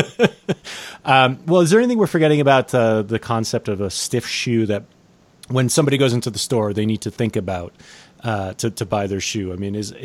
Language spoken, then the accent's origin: English; Connecticut, United States; now in Boulder, United States; I'm from Connecticut